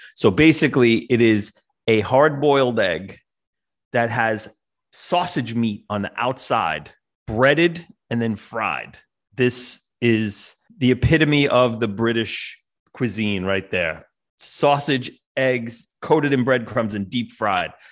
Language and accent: English; New York, United States; I was a big hip hop kid growing up in New York in the seventies and the eighties